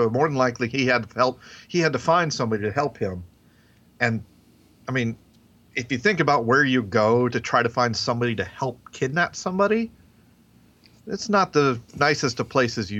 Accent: the South, United States; accent: Southern; And to me, my southern accent is fairly mild compared to, like Kim, my wife's, or even some of you guys.

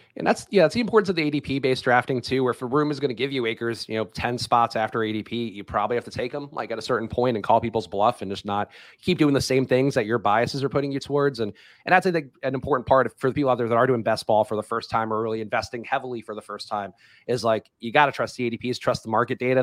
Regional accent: New York City, New York, United States; I grew up in New York

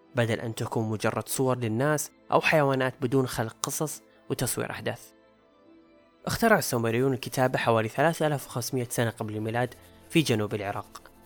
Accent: Saudi Arabia; عندنا في السعودية

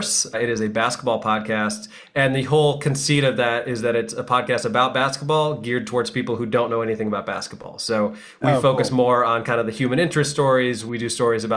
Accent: New Jersey, United States; also born or lived in Chicago area, Illinois; now in New York, United States; My family moved to New Jersey when I was 10. So I largely grew up on the Northeast, despite having some Midwestern roots

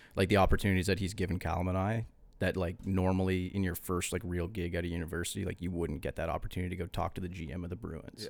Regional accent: East Coast, Canada; we're from the East Coast, too.

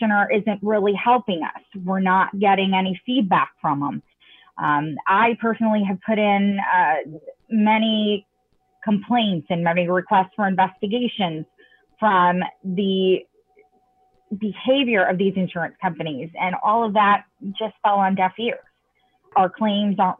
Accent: Florida, United States; moved away as an adult; now in Puerto Rico; I was born and raised in Florida, and I actually moved to Puerto Rico only a couple of months prior

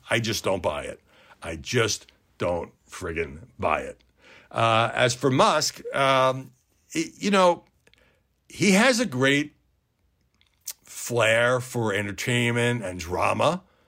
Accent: New York City, New York, United States; I'm from Brooklyn

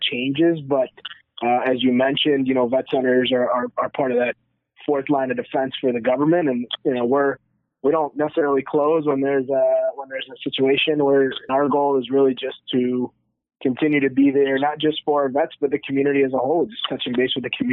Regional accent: New York, United States; I'm from New York

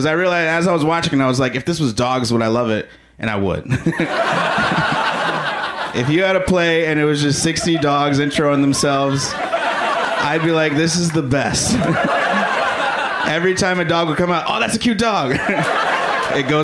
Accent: Chicago, Illinois, United States; I am from Chicago

